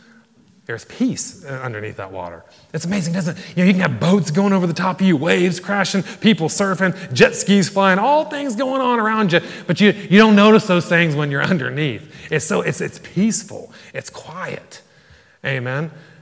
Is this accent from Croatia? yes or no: no; Ireland; And probably not because we're from Ireland, amen?